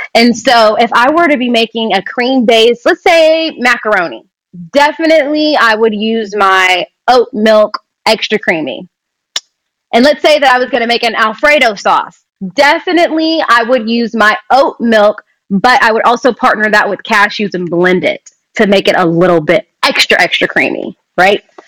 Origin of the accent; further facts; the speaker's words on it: Kentucky, United States; moved away as an adult; also born or lived in Lexington, Kentucky; now in Los Angeles, United States; I'm from Kentucky